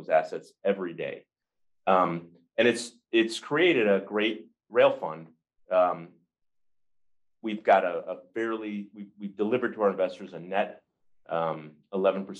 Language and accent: English; just outside of Detroit, Michigan, United States; I grew up in Michigan, just outside of Detroit